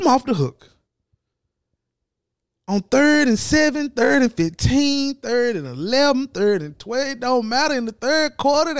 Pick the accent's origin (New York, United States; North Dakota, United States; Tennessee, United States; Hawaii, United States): Tennessee, United States; I'm from Tennessee.